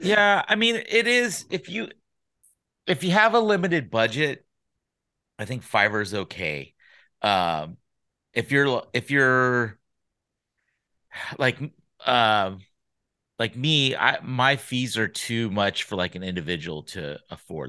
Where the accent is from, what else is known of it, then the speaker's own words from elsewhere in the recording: Sacramento, California, United States; also born or lived in San Diego / Los Angeles; I grew up in Sacramento